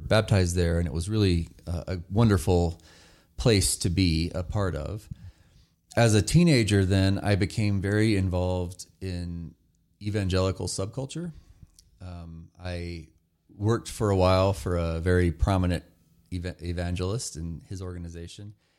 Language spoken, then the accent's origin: English; North Carolina, United States; I grew up in very rural North Carolina